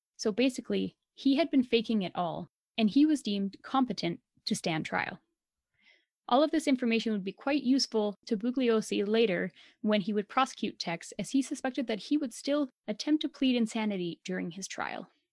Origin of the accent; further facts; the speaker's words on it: Alberta, Canada; we are so Canadian and Albertan